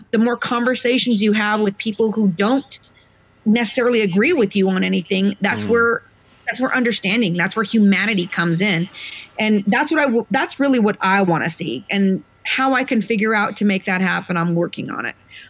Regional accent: Colorado, United States; It's like, I'm from Colorado.

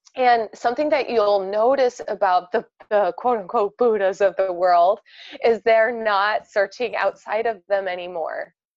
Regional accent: right outside of Chicago, Indiana, United States; moved away; born and raised Indiana, uh, right outside of Chicago

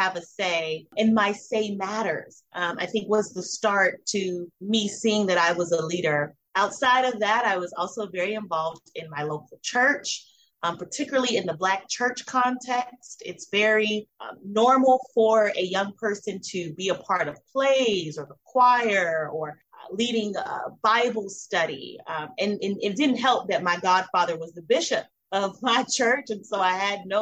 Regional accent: Miami, Florida, United States; I was born in Miami, Florida

